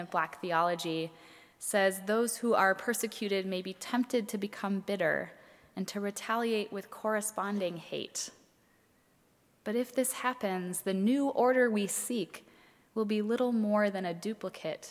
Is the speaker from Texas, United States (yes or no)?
no; Minnesota, United States; my home state of Minnesota